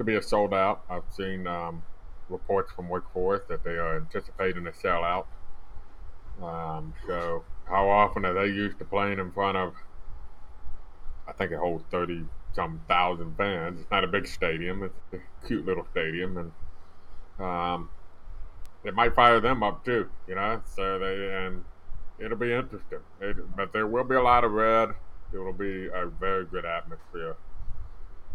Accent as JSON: {"language": "English", "town": "Winston-Salem", "region": "North Carolina", "country": "United States", "tie": "born or raised there", "said": "It's my hometown"}